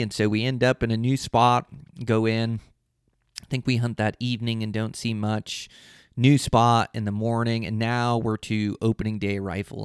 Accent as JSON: {"language": "English", "region": "Western Washington", "country": "United States", "tie": "born or raised there", "moved": "yes", "lives_now": "Montana, United States", "said": "I come from Western Washington hunting blacktails"}